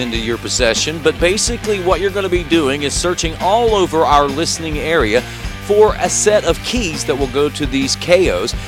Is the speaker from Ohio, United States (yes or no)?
yes; Bidwell, Ohio, United States; I grew up in Bidwell, lived there, went to school there